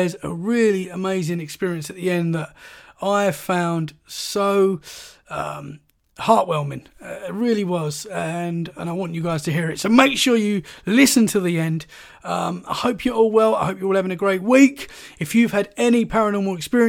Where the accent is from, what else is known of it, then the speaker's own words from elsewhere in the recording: Essex, East of England, United Kingdom; moved away as an adult; now in Dorset, United Kingdom; I've recently moved here. I'm from Essex.